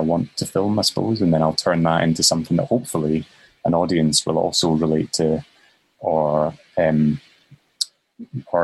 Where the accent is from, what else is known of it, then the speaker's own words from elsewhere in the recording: Currie, Scotland, United Kingdom; also born or lived in Edinburgh; I was brought up in Curry